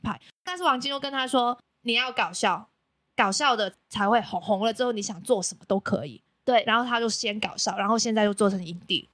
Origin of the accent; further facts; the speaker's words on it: Macau; now in Taiwan; 我是来自澳门的